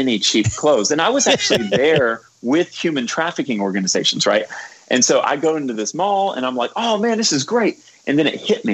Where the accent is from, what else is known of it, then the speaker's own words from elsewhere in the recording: Cocoa Beach, Florida, United States; moved away as an adult; also born or lived in Georgia / Louisville, Kentucky / West Virginia; now in New York, United States; I'm originally from Florida, which is basically where New York goes